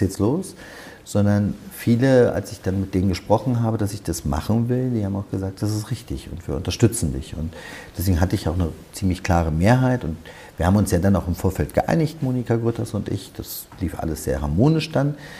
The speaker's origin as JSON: {"language": "German", "region": "Berlin", "country": "Germany", "tie": "born or raised there", "said": "ich wollte für meine Heimatstadt Berlin Politik machen"}